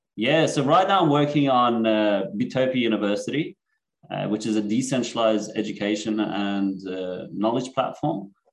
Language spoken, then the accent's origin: English; Sydney, New South Wales, Australia; born or raised there; also born or lived in Iran / Netherlands / Germany / Cyprus